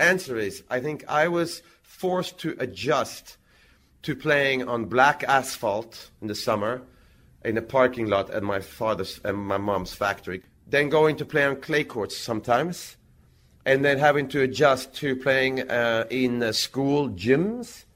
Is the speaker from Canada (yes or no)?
no; Växjö, Kronoberg County, Sweden; in Växjö, in my hometown